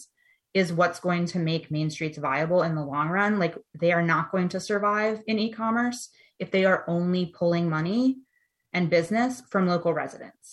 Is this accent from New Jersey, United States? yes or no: yes; Ocean City, New Jersey, United States; I grew up in Ocean City, New Jersey